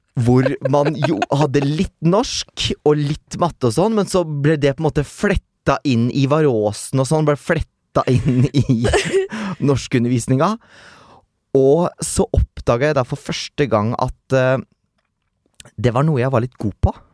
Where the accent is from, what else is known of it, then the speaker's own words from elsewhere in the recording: Meland, Vestland, Norway; Jeg vokste jo opp Uh, uh, utenfor Bergen, egentlig litt sånn landlig, en halvtime nord for Bergen. Uh, et sted som da heter eh, Meland